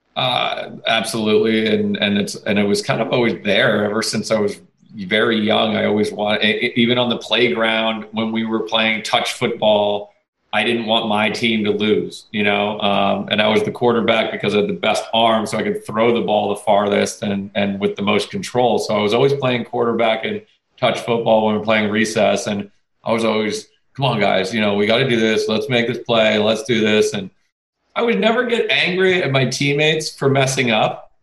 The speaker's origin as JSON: {"language": "English", "region": "Connecticut", "country": "United States", "said": "I went to Fairfield U because I'm from Connecticut"}